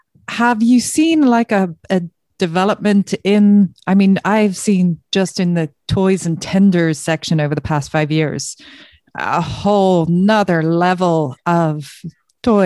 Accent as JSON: {"language": "English", "country": "Ireland", "said": "being Irish"}